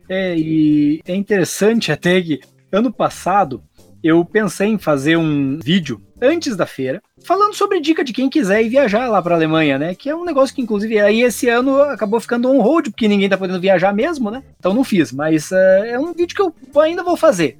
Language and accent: Portuguese; Brazil; Eu era o louco que vinha da, do Brasil, da, da, daquela terra lá que fica lá na América do Sul